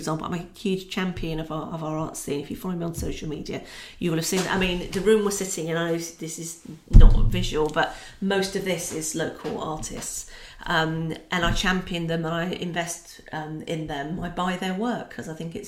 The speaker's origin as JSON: {"language": "English", "region": "Scotland", "country": "United Kingdom", "also_born_or_lived": "London", "moved": "yes", "lives_now": "Peterborough, United Kingdom", "said": "Being Scottish, I'm that bit closer to Scotland living in Peterborough than when I lived in London."}